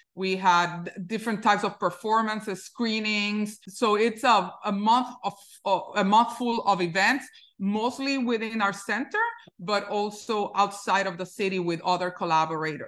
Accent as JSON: {"language": "English", "country": "Puerto Rico", "tie": "born or raised there", "moved": "yes", "lives_now": "New York, United States", "said": "I grew up in Puerto Rico"}